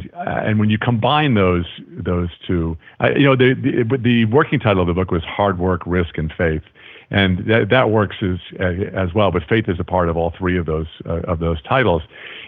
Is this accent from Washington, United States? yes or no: no; New York, United States; accent: Long Island; because I grew up on Long Island, and I can't even do a Long Island accent anymore because, well, it's like, you know, what are you doing?